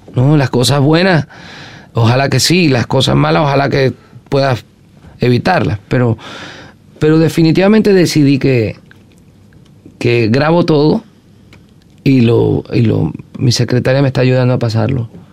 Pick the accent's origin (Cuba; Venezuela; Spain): Venezuela; western Venezuela; es del occidente del país donde me crié, en Venezuela